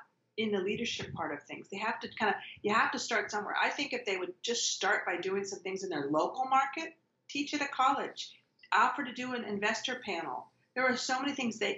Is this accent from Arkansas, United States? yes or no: no; Marin County, California, United States; I'm born and raised in Marin County